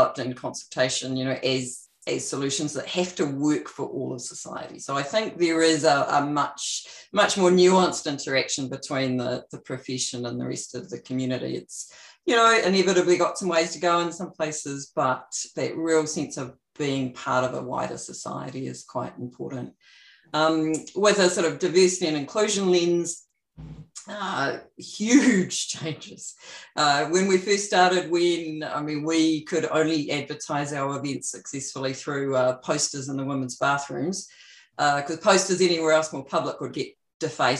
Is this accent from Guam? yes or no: no; New Plymouth, Taranaki, New Zealand; moved away as an adult; also born or lived in Auckland / California / Texas; I grew up in New Plymouth and came up to Auckland to do a Bachelor of Engineering